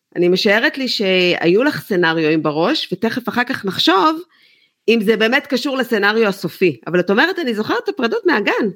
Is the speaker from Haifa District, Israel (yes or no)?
yes; Haifa, Haifa District, Israel; גדלנו ביחד בחיפה